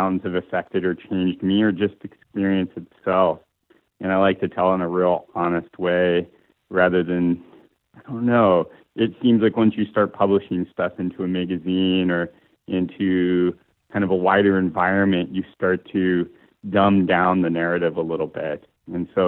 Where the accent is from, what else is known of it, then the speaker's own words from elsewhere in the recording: Morton, Washington, United States; now in Key Peninsula, United States; originally from Morton, Washington, and currently living on Key Peninsula near Gig Harbor